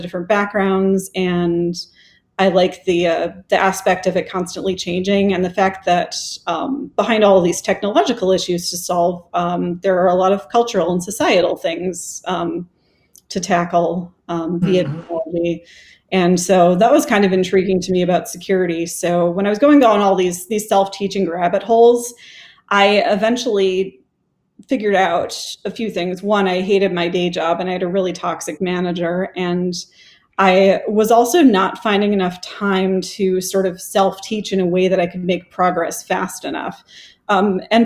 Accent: Wisconsin, United States; moved away as an adult; also born or lived in Ann Arbor, Michigan; now in Austin, United States; I grew up in Wisconsin

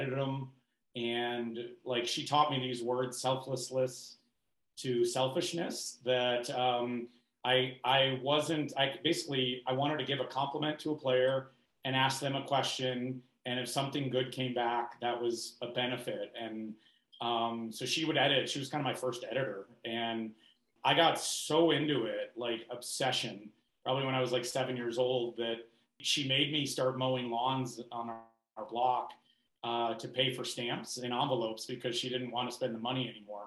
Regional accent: Chicago, Illinois, United States; moved away; also born or lived in Australia; growing up in Chicago

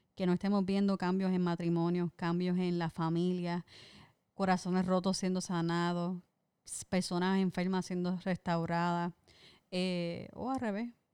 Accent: Puerto Rico; siempre los puertorriqueños estamos dispuestos a dar de lo poquito que tenemos

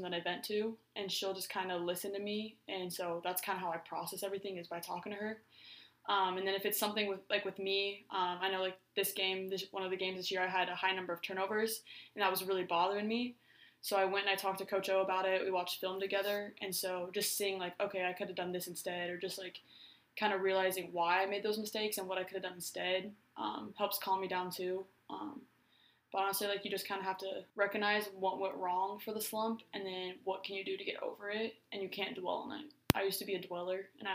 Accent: Omaha, Nebraska, United States; I'm from Omaha, Nebraska.

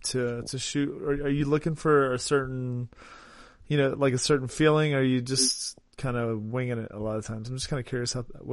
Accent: West Virginia, United States; I'm from West Virginia

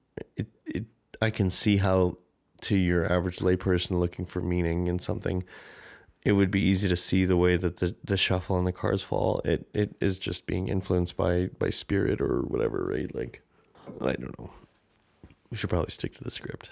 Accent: Canada; accent: Canadian; my Canadian accent

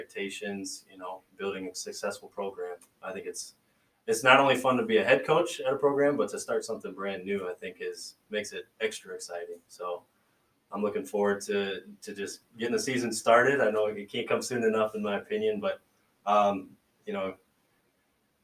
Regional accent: Yankton, South Dakota, United States; moved away as an adult; now in Sioux Falls, United States; I grew up in Yankton, graduated there in 2006

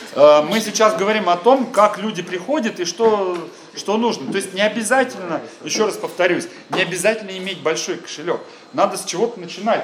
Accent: Krasnodar, Krasnodar Krai, Russia; я из Краснодара

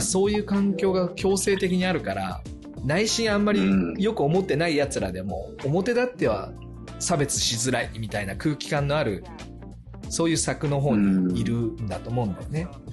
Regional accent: Japan; born or raised there; moved away as an adult

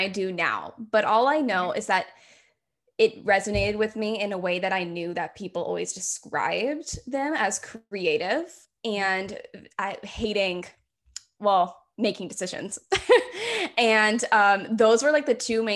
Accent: Hamilton, Ontario, Canada; also born or lived in Greater Toronto Area; born and raised in the Hamilton area, I've moved around the greater Toronto area, but back to my roots, here I am in Hamilton.

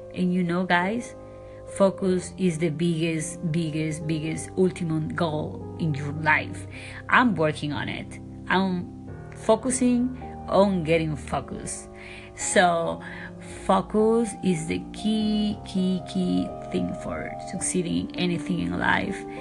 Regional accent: Ecuador; English is a second language; now in Beverly Hills, United States

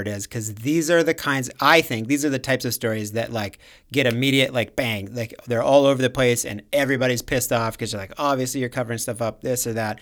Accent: Minnesota, United States; we're from, from Minnesota.

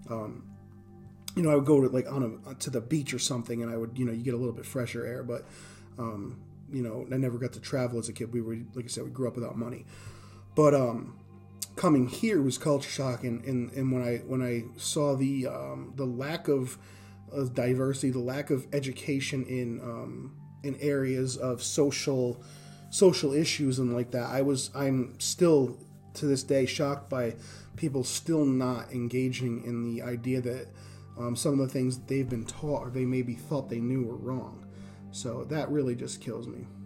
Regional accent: Northeast, United States; now in Indiana, United States; so coming to America, coming to Indiana, I come from the Northeast. I come from the inner city.

